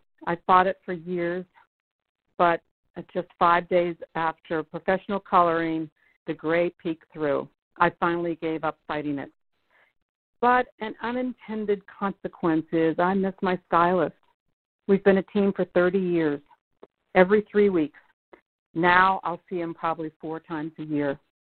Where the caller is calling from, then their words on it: Pittsburgh, Pennsylvania, United States; from Pittsburgh, Pennsylvania.